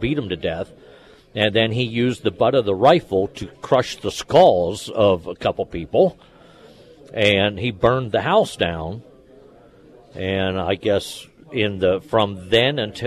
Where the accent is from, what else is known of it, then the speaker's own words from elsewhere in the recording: Fayetteville, Pennsylvania, United States; when I was a kid growing up in Fayetteville, Pennsylvania